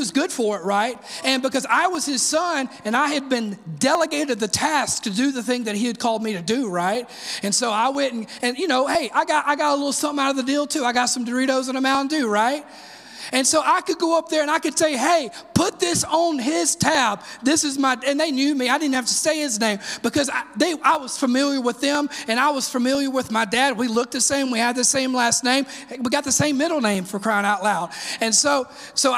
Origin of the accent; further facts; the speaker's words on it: Sebastopol, Mississippi, United States; now in Oak Ridge, United States; I'm from Mississippi originally, and I grew up in a very small town